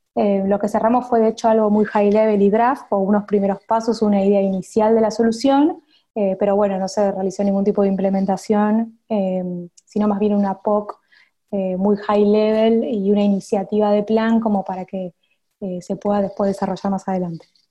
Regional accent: Buenos Aires, Argentina; accent: Argentine; soy de Buenos Aires, capital federal. O sea, estuve siempre en Argentina.

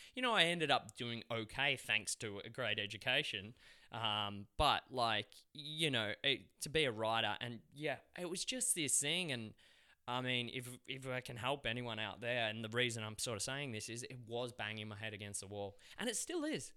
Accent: Australia; accent: Aussie; They'd love my accent, the Aussie guy

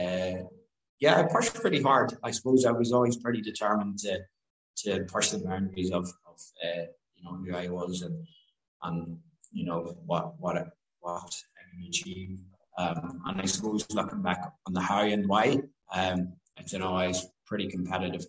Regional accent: Newry, Northern Ireland, United Kingdom; moved away; also born or lived in London; grew up in Northern Ireland, County Down, and went to school in Newry

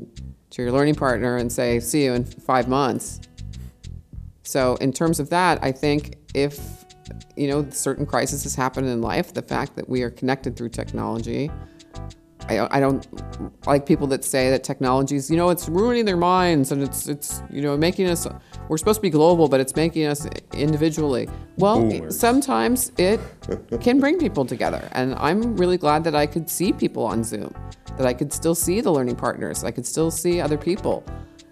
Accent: United States; moved away as an adult; also born or lived in Los Angeles; now in Berlin, Germany

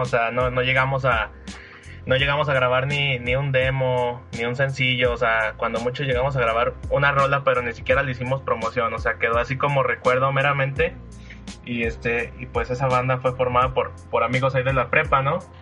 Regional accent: Durango, Mexico; also born or lived in Chihuahua, Mexico; decidí irme, irme de Durango a hacer las prácticas a, otra ciudad

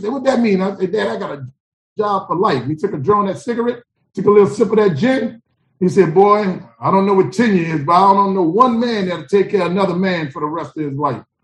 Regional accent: New Orleans, Louisiana, United States; moved away as an adult; also born or lived in Atlanta, Georgia; I'm from New Orleans, Louisiana. I'm from back of town, Gerttown, Zion City. I'm from the Lower Nine, where we don't mind dying

